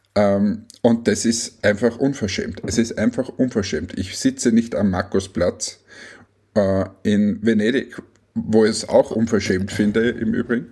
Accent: Austria; als Österreicher

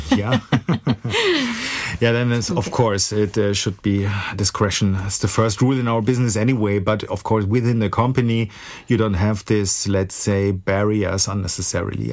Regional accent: Frankfurt, Hesse, Germany; I'm a real Frankfurter, born and raised in Frankfurt, and uh, well, most stayed most of the time here

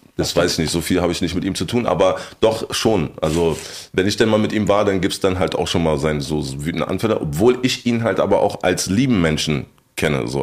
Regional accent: Berlin, Germany; Meine alte Oberschule, wo ich äh, hingekommen, hingekommen bin dann, war die Ansammlung von den schwersten Problemschülern aus Kreuzberg

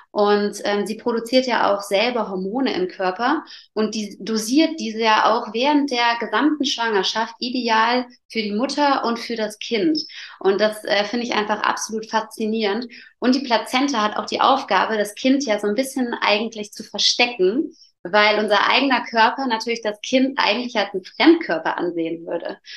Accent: Allgäu, Germany; ich komme aus dem Allgäu und ähm, habe zwei Kinder

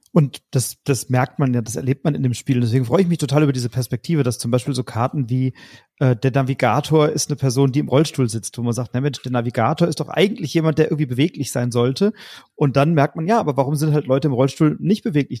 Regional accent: Germany; bei uns in Deutschland

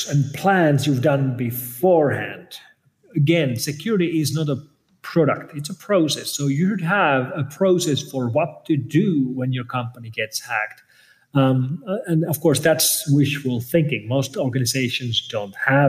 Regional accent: Finland; I'm coming from Finland, which is where Linus Torvalds of Linux fame is from

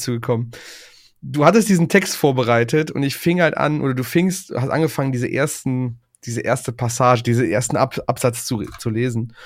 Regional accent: Aachen area, North Rhine-Westphalia, Germany; in meinem Heimatdorf

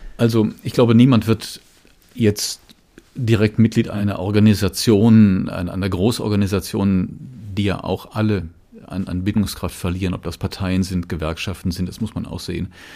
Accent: Rhineland, Germany; ich bin im Rheinland geboren, ich bin noch als, als noch Grundschüler Ministrant geworden

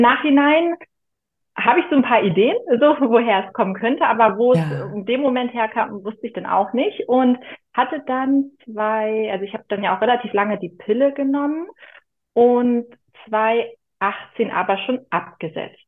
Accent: near Büsum, Schleswig-Holstein, Germany; Ich komme aus Schleswig-Holstein in der Nähe von Büsum, direkt am Meer

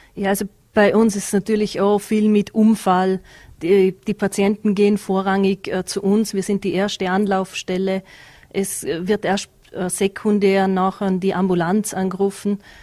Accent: Bregenzerwald, Vorarlberg, Austria; als Bregenzer Wälderin

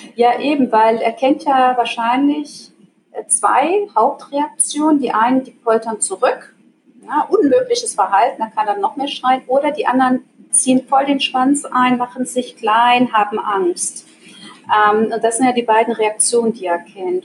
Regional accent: Germany; moved away as an adult; now in Switzerland; Also ich komme aus Deutschland, lebe aber mittlerweile seit äh, 16 Jahren in der Schweiz

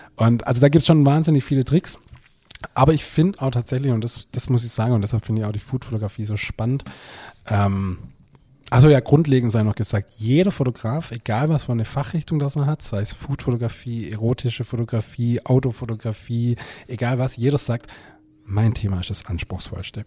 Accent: Germany; Bülot Zell, mein Heimatdorf

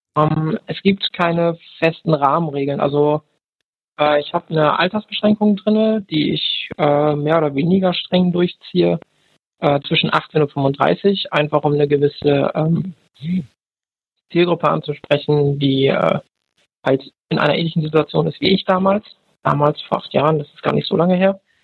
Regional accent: Bremen, Germany; ich komme aus Bremen

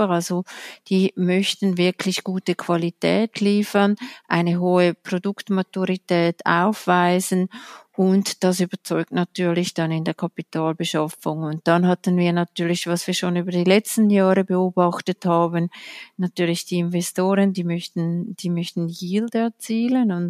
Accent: Switzerland; Da können wir als Schweizer oder als Schweizer Finanzblatt stolz darauf sein.

